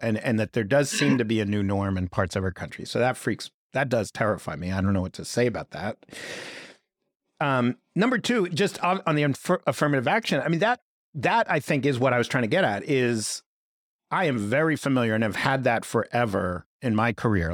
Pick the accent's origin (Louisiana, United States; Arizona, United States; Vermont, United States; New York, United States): New York, United States; New York City; I grew up in Greenwich Village